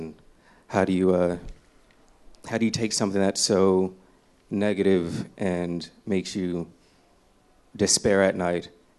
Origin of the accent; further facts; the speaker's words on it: Oakland, California, United States; I'm from East Oakland, 79 of MacArthur